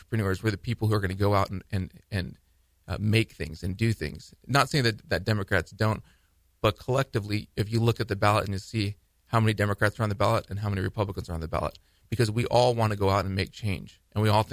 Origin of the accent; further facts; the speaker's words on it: United States; I'm from the Valley